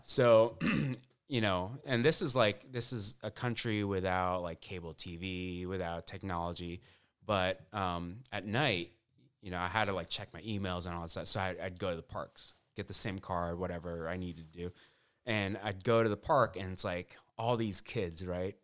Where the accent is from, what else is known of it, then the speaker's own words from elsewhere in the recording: Orange County, California, United States; I grew up in Orange County